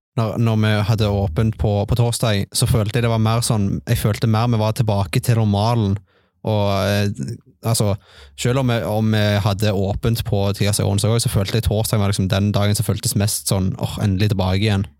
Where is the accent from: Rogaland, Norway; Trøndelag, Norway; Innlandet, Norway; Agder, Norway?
Rogaland, Norway; Stavanger; moved away as an adult; now in Bryne, Norway; Jeg er fra Stavanger. Eh, jeg flytta til Bryne for ca. to år siden.